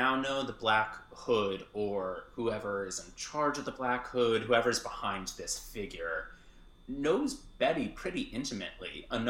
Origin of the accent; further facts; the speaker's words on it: Michigan, United States; but I was from Michigan, and I put my address as a Chipotle in Ann Arbor.